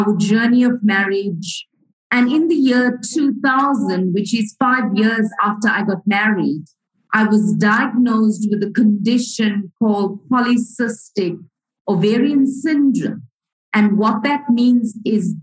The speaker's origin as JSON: {"language": "English", "town": "Port Shepstone", "region": "KwaZulu-Natal", "country": "South Africa", "tie": "born or raised there", "said": "I was growing up in South Africa, in the province of KwaZulu-Natal, in a little town called Port Shepstone, a coastal town"}